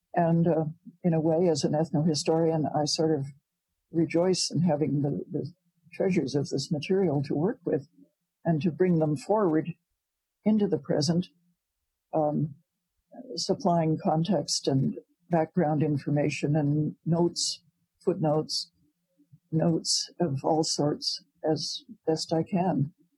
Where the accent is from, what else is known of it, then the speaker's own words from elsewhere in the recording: Providence, Rhode Island, United States; also born or lived in Ontario; now in Canada; I was born in Providence, Rhode Island.